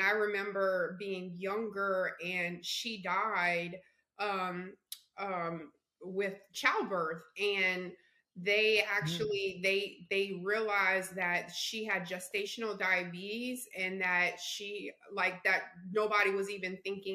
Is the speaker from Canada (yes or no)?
no; the South, United States; I'm from the South.